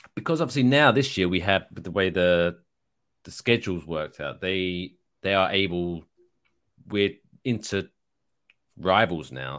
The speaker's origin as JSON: {"language": "English", "country": "United Kingdom", "moved": "yes", "lives_now": "United States", "said": "I am British"}